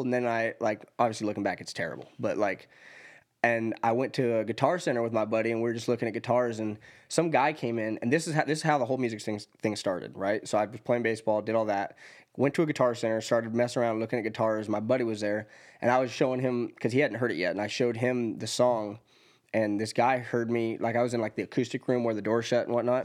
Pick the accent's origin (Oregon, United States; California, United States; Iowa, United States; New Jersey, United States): Oregon, United States; Elgin; moved away as an adult; also born or lived in Middle Tennessee; now in Tennessee, United States; I'm from Elgin, Oregon, which is a really, really small town. I graduated with twenty-eight